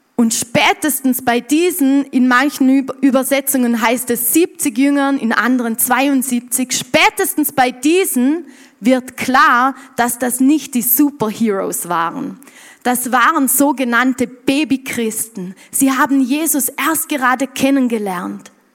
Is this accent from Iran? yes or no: no; Montafon, Vorarlberg, Austria; bei uns im Montafon